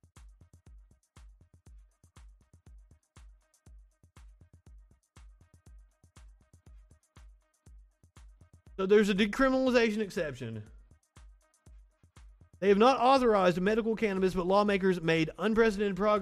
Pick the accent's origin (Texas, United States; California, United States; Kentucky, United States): Kentucky, United States; accent: Southern; also born or lived in Tennessee; now in Alabama, United States; I'm from Kentucky and I went to college in Tennessee. I worked for several news stations in Kentucky